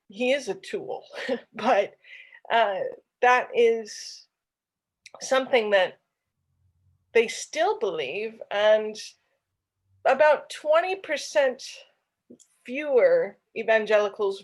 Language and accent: English; Bible Belt, the South, United States; I'm from the Bible Belt